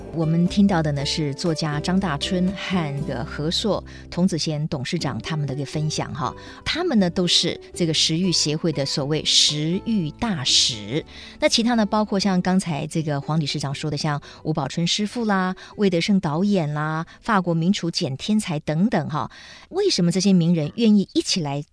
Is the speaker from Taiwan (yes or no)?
yes; Taiwan; 那就看看我们台湾人自己啊，吃得也挺浪费的